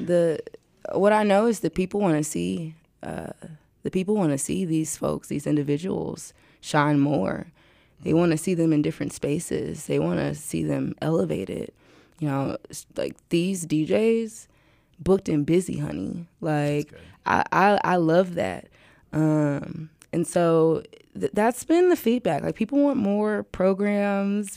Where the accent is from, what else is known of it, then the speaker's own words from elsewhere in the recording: St. Louis, Missouri, United States; I'm from St. Louis